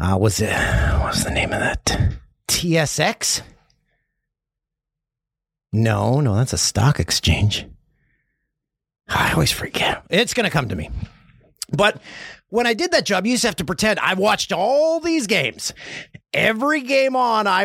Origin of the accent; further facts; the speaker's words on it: Peterborough, Ontario, Canada; Everyone's had some of that bacon in my hometown